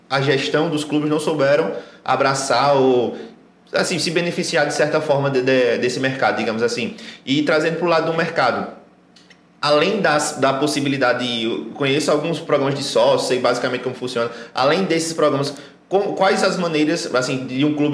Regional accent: Caruaru, Pernambuco, Brazil

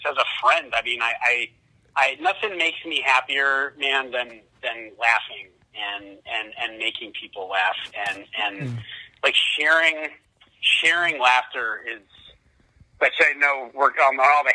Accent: Tucson, Arizona, United States; also born or lived in Chicago, Illinois; I was born in Chicago, but I grew up mostly in Tucson, Arizona

